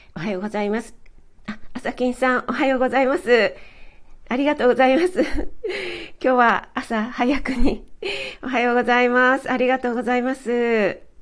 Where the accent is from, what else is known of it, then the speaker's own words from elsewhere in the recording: Kanagawa, Japan; 私も神奈川出身なので